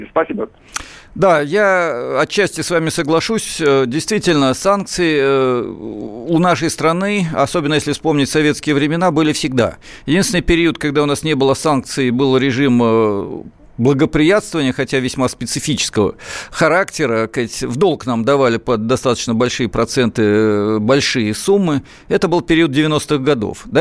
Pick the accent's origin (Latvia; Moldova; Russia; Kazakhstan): Russia; Saratov, Saratov Oblast; Я сам из Саратова